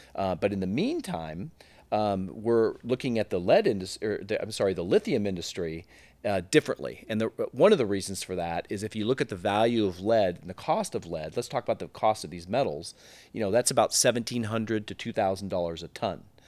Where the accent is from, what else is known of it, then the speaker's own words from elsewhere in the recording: Silicon Valley, California, United States; I was born and bred in Silicon Valley, and, um, uh, grew up there